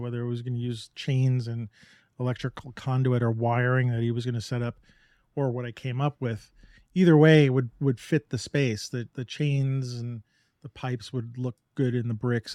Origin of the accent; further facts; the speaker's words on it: New York, United States; I grew up in New York